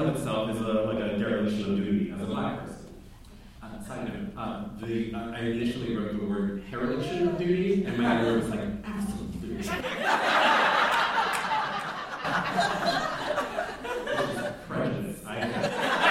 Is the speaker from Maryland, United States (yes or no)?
yes; Baltimore, Maryland, United States; as a black person, as a queer person, as a Christian person, as an American, as a Baltimorean.